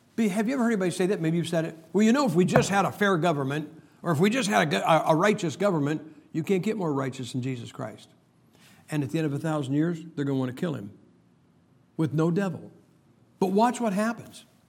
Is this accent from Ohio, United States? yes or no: yes; Ohio, United States; I am from Ohio.